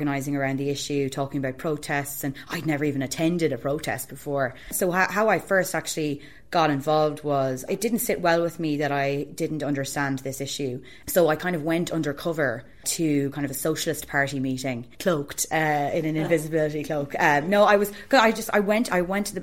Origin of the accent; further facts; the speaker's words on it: Longford, Leinster, Ireland; I'm from Longford, slap bang in the middle of Ireland.